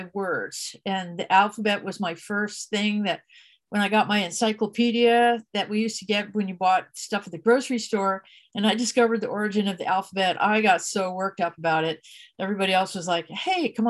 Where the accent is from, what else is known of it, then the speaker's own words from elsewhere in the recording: New Jersey, United States; moved away as an adult; now in California, United States; I'm from New Jersey originally. I ended up in California